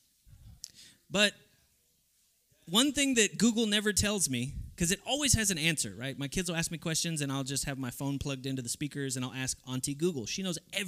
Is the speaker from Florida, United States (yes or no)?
no; Texas, United States; moved away; I come from Texas